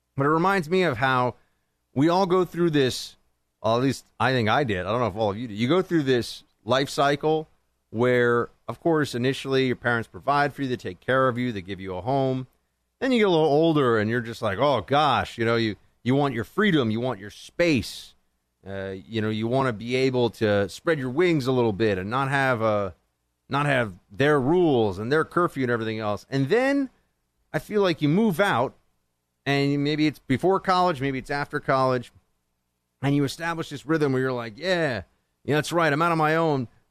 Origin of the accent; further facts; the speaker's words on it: New York, United States; here in New York State, my home state